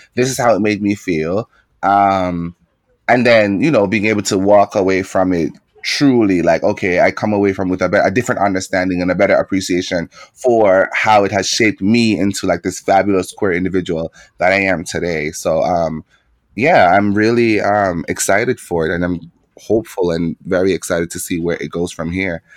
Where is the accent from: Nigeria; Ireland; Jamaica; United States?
Jamaica; moved away; growing up in Jamaica as a queer young man